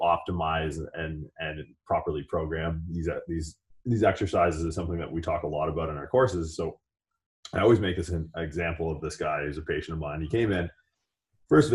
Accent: Canada; moved away; I grew up in Canada.

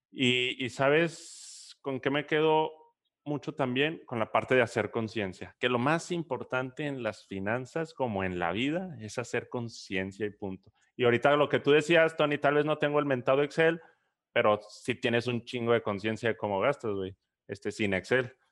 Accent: Chihuahua, Mexico; now in Monterrey, Mexico; Yo ni soy regio, yo soy chihuahuense

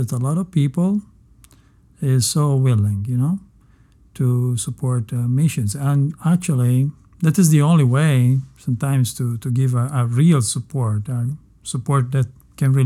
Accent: Messina, Sicily, Italy; moved away; also born or lived in Palermo, Italy; I come from Sicily. I was born in Palermo. Mm. And I always lived in Messina.

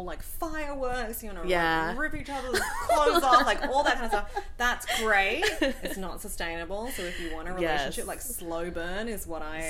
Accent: Australia; I also get that a lot when people talk to me on the phone, because they hear that I'm an Aussie

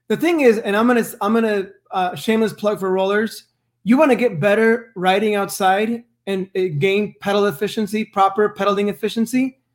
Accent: West Coast, United States; Because I am from the West Coast

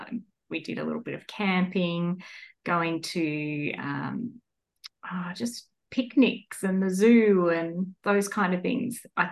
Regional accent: Ballarat, Victoria, Australia; I was born in Ballarat, Victoria, and I've lived here for the majority of my life

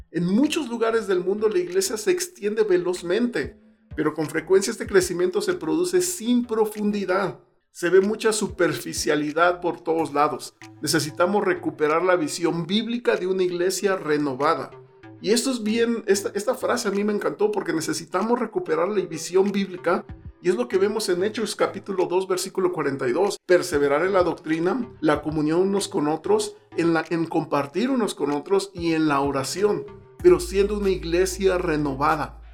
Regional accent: Mexico City, Mexico; Yo soy del, del DF, la Ciudad de México.

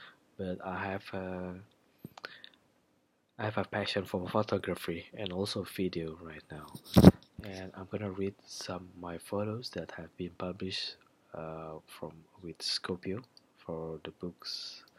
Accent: Indonesia; I come from Indonesia.

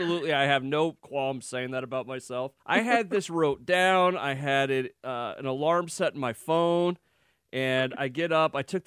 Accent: Iowa, United States; That's growing up in Iowa.

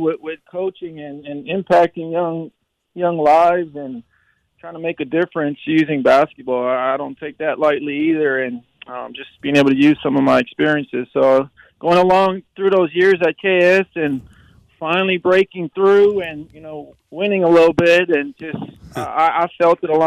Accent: Hawaii, United States; I'm born and raised Hawaii guy

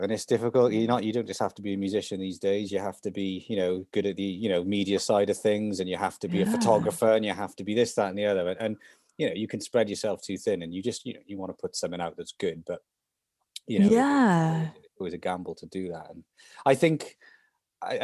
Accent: Salisbury, South West England, United Kingdom; We're actually from Salisbury

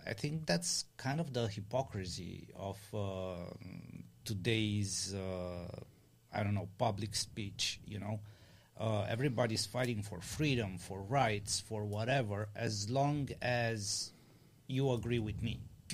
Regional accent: Romania; now in United States; we're coming from Romania

